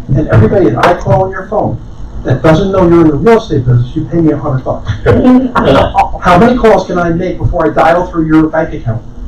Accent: Madison, New Jersey, United States; I grew up in Madison, New Jersey

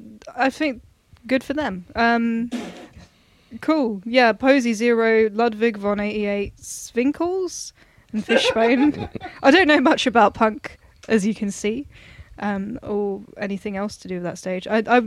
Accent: United Kingdom; I'm just British.

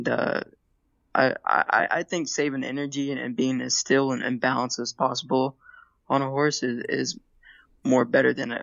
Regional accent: Hot Springs, Arkansas, United States; I grew up in Hot Springs, Arkansas

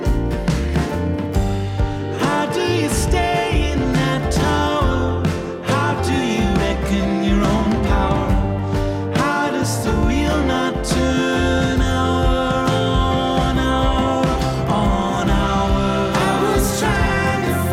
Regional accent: Ohio, United States; I'm a boy from Ohio

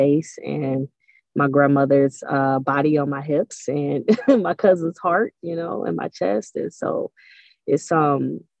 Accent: Cleveland, Ohio, United States; now in Atlanta, United States; I grew up in Cleveland. Cleveland is a cold, dark place

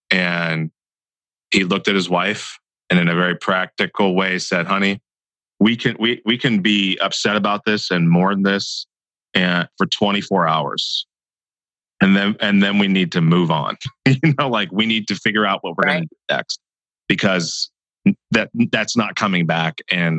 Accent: Hinesville, Georgia, United States; born there; So I'm a Georgia peach as well, you know.

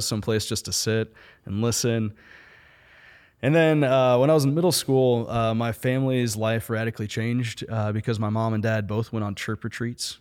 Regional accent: St. Louis, Missouri, United States; now in Kansas City, United States; originally from Kansas City, from Saint Louis.

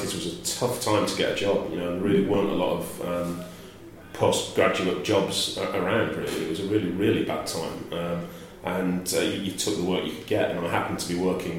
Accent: Bolton, North West England, United Kingdom; moved away as an adult; also born or lived in Norwich; I grew up in Bolton, which is just north of Manchester

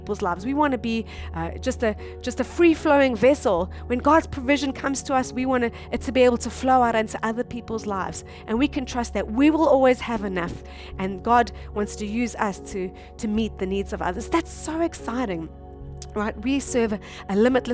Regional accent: South Africa; moved away as an adult; now in Japan; we come from South Africa, and South Africa is a third world country

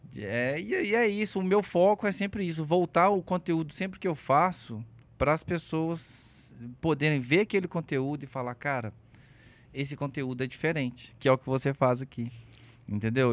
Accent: Belo Horizonte, Minas Gerais, Brazil; Sou natural de BH. Nasci aqui no Felício Roxo.

